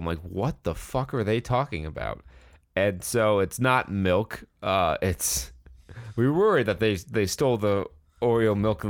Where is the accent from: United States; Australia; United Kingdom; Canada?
United Kingdom; Scotland; It's a rite of passage, part of being Scottish.